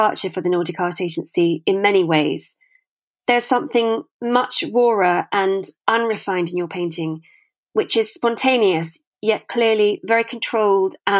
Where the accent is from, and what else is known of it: United Kingdom; now in Sweden